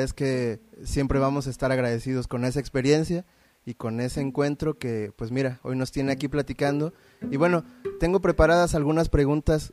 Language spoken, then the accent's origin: Spanish; Veracruz, Mexico; nosotros venimos de Veracruz